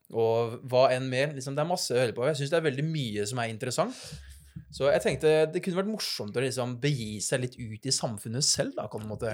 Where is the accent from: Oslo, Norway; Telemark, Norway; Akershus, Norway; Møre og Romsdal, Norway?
Telemark, Norway; Notodden; som dere hører, så er jeg fra Østlandet